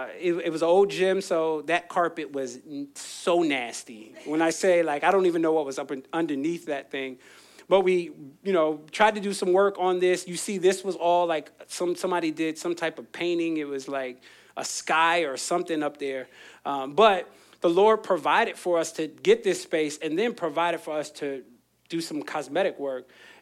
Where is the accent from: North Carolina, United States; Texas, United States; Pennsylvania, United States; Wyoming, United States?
Pennsylvania, United States; Philadelphia; I came from Philly, it's water ice.